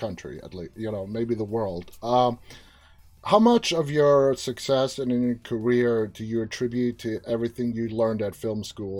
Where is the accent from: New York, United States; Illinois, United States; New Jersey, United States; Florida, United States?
New York, United States; New York City; moved away as an adult; now in Manassas, United States; I was born and raised in New York City for the first 23 years of my life. I own my childhood home there now.